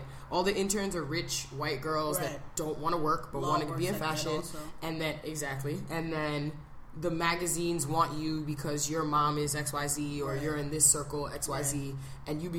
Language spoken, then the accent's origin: English; New York City, New York, United States; I grew up in New York. I'm from Brooklyn. I'm from East Flatbush.